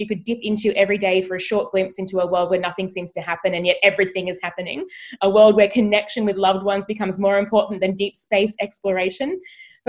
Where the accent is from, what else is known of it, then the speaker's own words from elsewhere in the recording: Australia; as an Australian